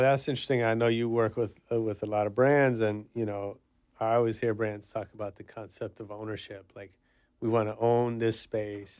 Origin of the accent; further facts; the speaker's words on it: the Bay Area, California, United States; I'm from the Bay